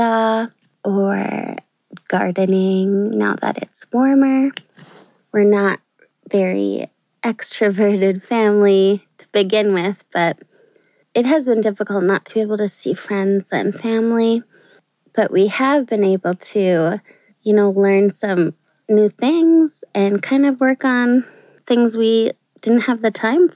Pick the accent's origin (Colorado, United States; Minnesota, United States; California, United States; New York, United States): Minnesota, United States; Chisholm; I'm from Chisholm